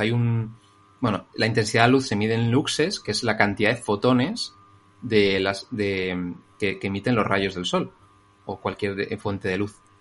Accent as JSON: {"language": "Spanish", "town": "Madrid", "region": "Community of Madrid", "country": "Spain", "said": "soy un chico de Madrid"}